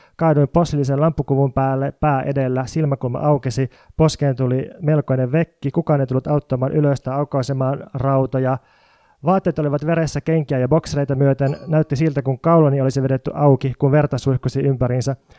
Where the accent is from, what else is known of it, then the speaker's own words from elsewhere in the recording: Jyväskylä, Central Finland, Finland; now in Helsinki, Finland; mä oon kotoisin Jyväskylän entisen maalaiskunnan rajalta